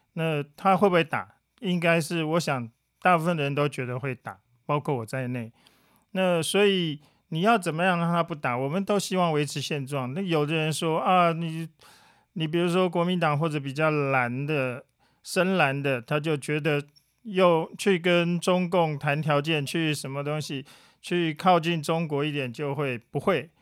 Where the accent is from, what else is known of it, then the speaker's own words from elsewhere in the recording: Taiwan; 对我们台湾人来讲